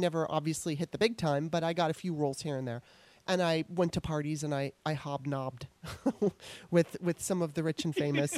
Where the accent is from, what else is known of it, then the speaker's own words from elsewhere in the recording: Los Angeles, California, United States; moved away as an adult; now in Maryland, United States; I was born in Maryland. I lived in Maryland until I was 9 years old. And then my mom decided she wanted to move to Los Angeles, so we moved there. And I lived there all the way up until 2009.